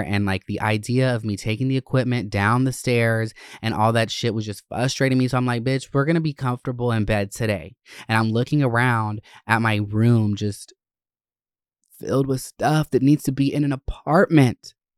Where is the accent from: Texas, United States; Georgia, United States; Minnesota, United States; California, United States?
Georgia, United States; Winder; also born or lived in Gwinnett County, Georgia; I I grew up in Gwinnett and North Georgia areas, um, Winder